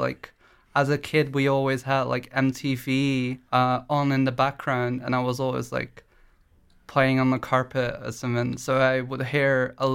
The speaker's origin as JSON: {"language": "English", "town": "De Meern", "region": "Utrecht", "country": "Netherlands", "tie": "born or raised there", "said": "I grew up in De Meern"}